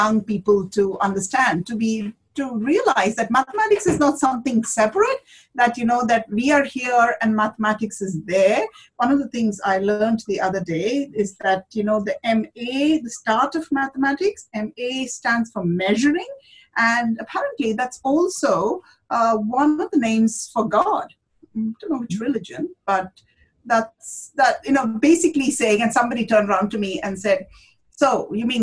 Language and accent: English; India; moved away as an adult; now in Australia; growing up in India